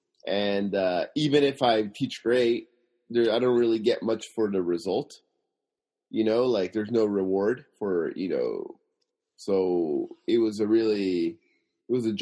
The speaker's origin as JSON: {"language": "English", "town": "Simi Valley", "region": "California", "country": "United States", "moved": "yes", "lives_now": "Tokyo, Japan", "said": "I'm originally from Simi Valley, California"}